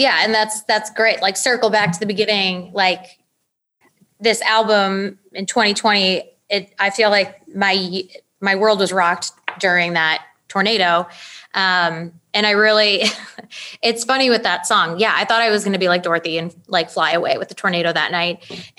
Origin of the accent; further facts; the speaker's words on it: Chicago, Illinois, United States; accent: Chicago; now in Nashville, United States; Talk about not a great accent. The Chicago accent.